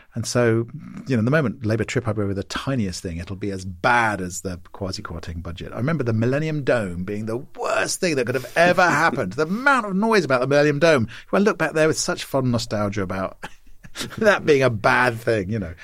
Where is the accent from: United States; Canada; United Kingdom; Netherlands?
United Kingdom; Maidenhead, South East England; moved away; my hometown of Maidenhead